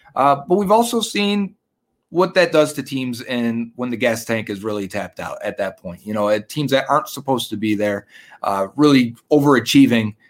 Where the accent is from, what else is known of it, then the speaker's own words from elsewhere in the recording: Buffalo, New York, United States; also born or lived in Tampa; Bengals fan living in Buffalo, uh, I was born in Tampa. My family moved back up here when I was about two.